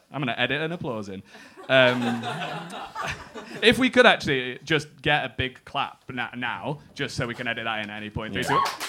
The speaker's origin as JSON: {"language": "English", "region": "England", "country": "United Kingdom", "said": "as someone from England"}